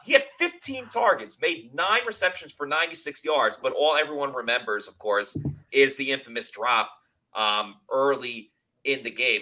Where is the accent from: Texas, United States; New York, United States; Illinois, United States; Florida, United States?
New York, United States; I grew up in New York